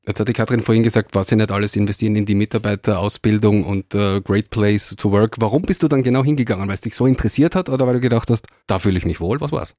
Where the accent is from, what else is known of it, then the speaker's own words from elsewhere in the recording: Styria, Austria; Bei uns in der Steiermark werden die Roboter gebaut